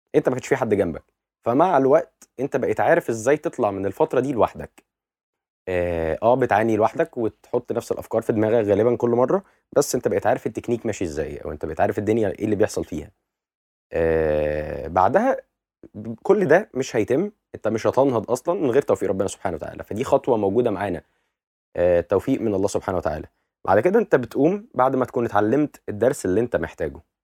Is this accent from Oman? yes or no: no; Egypt; بالنسبه لنا كمصريين